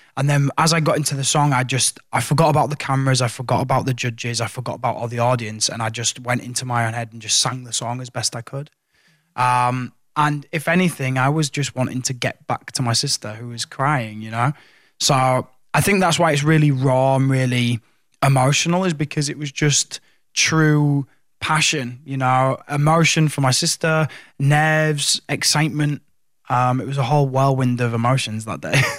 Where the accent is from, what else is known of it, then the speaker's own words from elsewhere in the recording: Hull, Yorkshire and the Humber, United Kingdom; my headline shows in in in Hull in my hometown